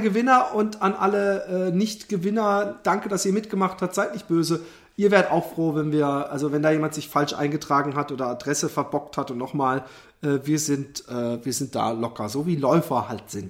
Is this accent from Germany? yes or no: yes; Busenbach, Baden-Württemberg, Germany; ich bin in Busenbach aufgewachsen